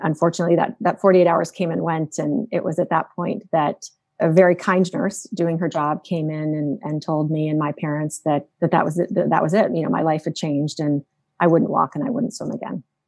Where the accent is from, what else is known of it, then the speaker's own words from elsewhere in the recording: Phoenix, Arizona, United States; growing up in Phoenix, Arizona, we all learned to swim when we learned to walk